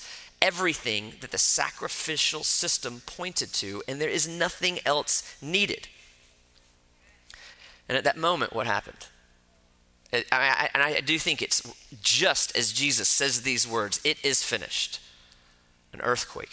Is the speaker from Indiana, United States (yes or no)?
no; Florida, United States; I grew up in Florida